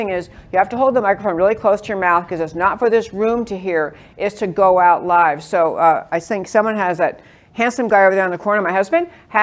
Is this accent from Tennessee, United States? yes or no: no; New York, United States; now in Texas, United States; I grew up in New York. I have that excuse for talking fast.